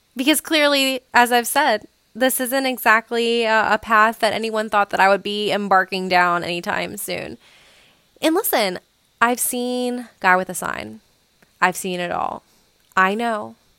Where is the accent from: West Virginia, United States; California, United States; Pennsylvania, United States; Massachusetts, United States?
West Virginia, United States; also born or lived in Blacksburg, Virginia; have been living in my hometown, which is in, like, B F E, West Virginia